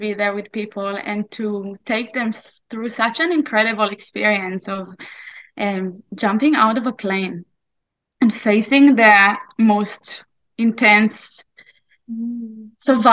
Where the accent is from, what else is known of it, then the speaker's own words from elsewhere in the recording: Israel; moved away as an adult; also born or lived in New Zealand / Australia; I was born in Israel 34 years ago, and I was here growing up in this land called Israel and everything that that means, until I was 21